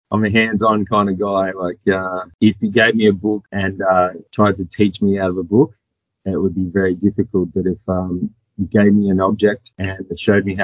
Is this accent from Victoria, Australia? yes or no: yes; Echuca, Victoria, Australia; I grew up in Echuca, small country town on the border of the Murray River. So yeah, pretty small town. Just a town kid.